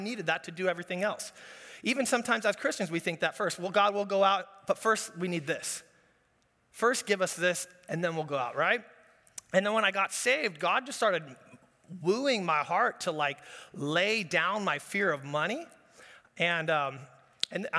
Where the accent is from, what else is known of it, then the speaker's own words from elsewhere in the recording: Orange County, California, United States; Growing up in Orange County, my dad's a business guy, grandpa's a business guy.